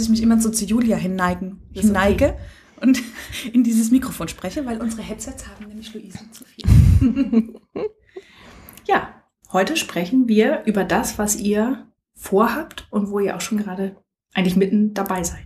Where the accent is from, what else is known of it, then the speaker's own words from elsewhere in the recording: Speyer, Rhineland-Palatinate, Germany; Und heute sind wir in Speyer, meiner Geburtsstadt. Da bin ich geboren und aufgewachsen.